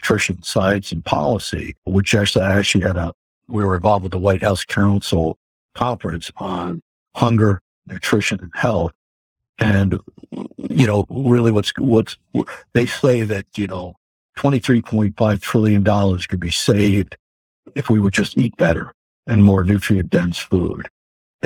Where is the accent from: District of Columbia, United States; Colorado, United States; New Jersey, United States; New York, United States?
New York, United States; Woodstock; moved away as an adult; also born or lived in Texas; now in Woodstock, Connecticut, United States; I grew up in Woodstock, New York, headed to California, ended up in Texas